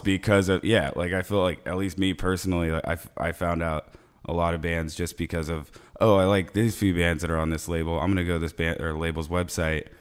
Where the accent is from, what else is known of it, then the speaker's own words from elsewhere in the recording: Ocala, Florida, United States; we're from Ocala, so it's like, like, like smack dab in the middle of Florida